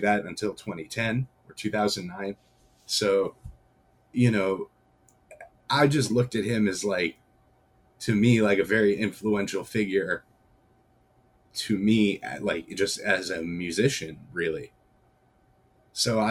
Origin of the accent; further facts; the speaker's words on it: New York, United States; growing up in New York